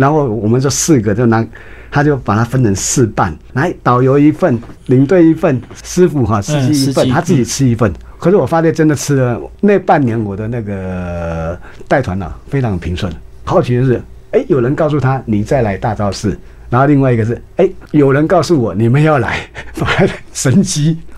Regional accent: Taiwan; 除非你今天到福建、到厦门， 还可能跟我们台湾人口味差不多

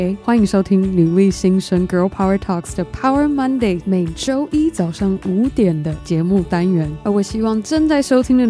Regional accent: Taiwan; moved away; also born or lived in United States; 当我从台湾搬到美国念书生活，我因而失去了五年和爸爸一起成长相处的时光

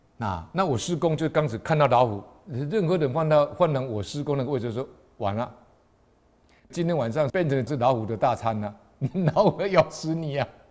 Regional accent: Taiwan; 我们台湾人

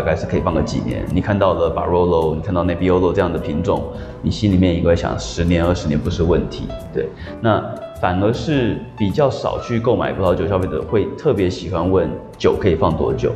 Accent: New Zealand; moved away as an adult; now in Taiwan; 小时候在纽西兰长大

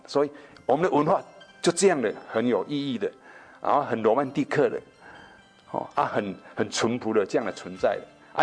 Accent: Taiwan; 其实是我们台湾人的真正的本土文化

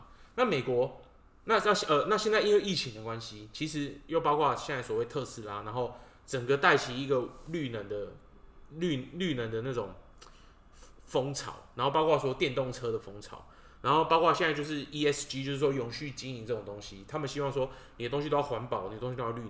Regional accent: Taiwan; 我是台湾人。

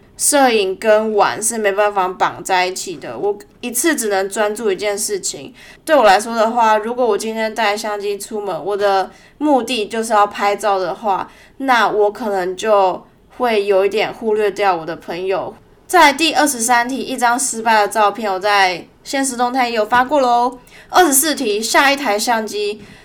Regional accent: Tainan, Taiwan; moved away as an adult; now in Melbourne, Australia; 两年多前，在我老家台南的时候，我去了一家婚纱摄影公司实习

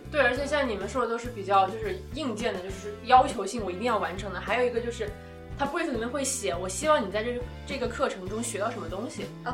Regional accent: the South, southern China, China; moved away as an adult; now in London, United Kingdom; 我也是南方那种湿热

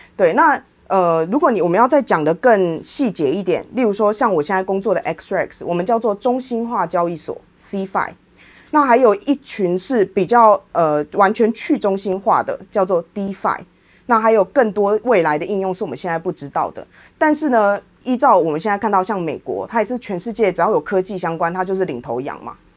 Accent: Taiwan; 我也是台湾人，我在印度也是遇到一样的问题

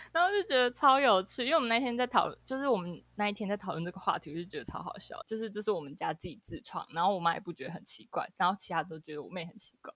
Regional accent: Taiwan; accent: Taiwanese Mandarin; 因为我是会讲台语

